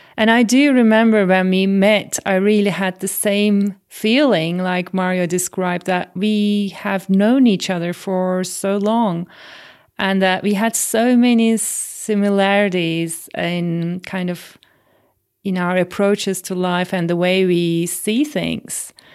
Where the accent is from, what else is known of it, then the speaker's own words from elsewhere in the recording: Turkey; growing up in Turkey and swimming before I could walk